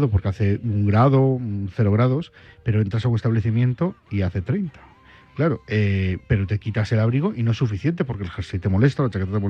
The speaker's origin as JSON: {"language": "Spanish", "town": "Santander", "region": "Cantabria", "country": "Spain", "said": "Me falta Santander, porque tú has, has viajado mucho a Santander, a mi tierra, has veraneado mucho allí."}